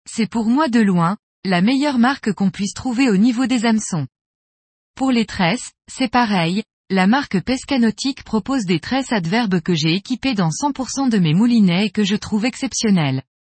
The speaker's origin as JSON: {"language": "French", "region": "Corsica", "country": "France", "said": "Fabio est venu pêcher chez nous en Corse, la truite, et nous avons discuté d'un poisson qui me faisait rêver depuis ma plus tendre enfance"}